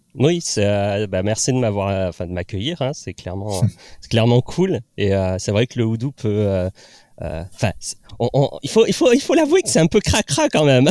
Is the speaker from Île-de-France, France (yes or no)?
no; La Ciotat, Provence-Alpes-Côte d'Azur, France; moved away as an adult; also born or lived in Nantes; je suis originaire du sud de Marseille, donc enfin à côté de Marseille, de La Ciotat. Donc je, suis parti vivre à Nantes